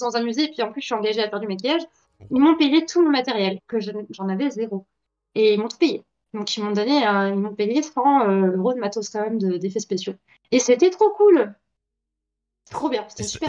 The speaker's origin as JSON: {"language": "French", "country": "Belgium", "tie": "born or raised there", "said": "je suis née en 1994, en Belgique"}